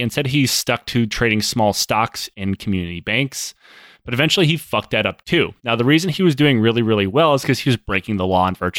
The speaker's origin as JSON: {"language": "English", "region": "Michigan", "country": "United States", "said": "this is where I guess people are probably expecting me to make an Ohio State joke because I'm from Michigan"}